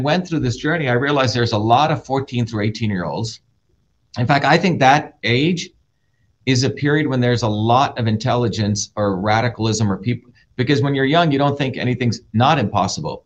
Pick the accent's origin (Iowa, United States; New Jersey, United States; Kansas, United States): New Jersey, United States; also born or lived in India; I grew up in New Jersey.